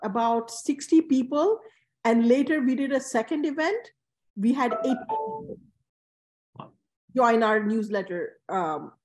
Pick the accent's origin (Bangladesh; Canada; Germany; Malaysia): Bangladesh; now in New York, United States; I grew up in Bangladesh